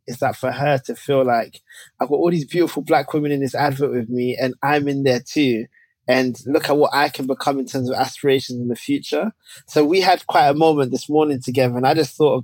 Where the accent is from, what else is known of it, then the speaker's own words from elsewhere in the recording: London, United Kingdom; I grew up in Tottenham, North London, British-born Ghanaian